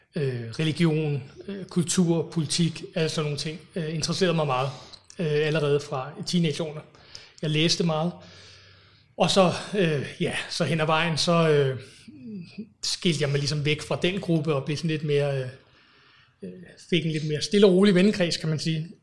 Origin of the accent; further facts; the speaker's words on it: Copenhagen, Capital Region of Denmark, Denmark; also born or lived in England; så flyttede jeg til, til Danmark, tilbage til Danmark, de danskere. Øhm, og boede så på Amager, indtil jeg blev, var 20